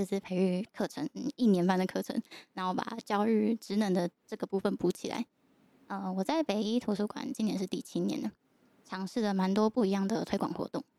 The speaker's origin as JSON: {"language": "Chinese", "region": "Yilan County", "country": "Taiwan", "said": "那我应该没有跟又欣说过我是宜兰人，所以城乡差距嗯有表现出来。"}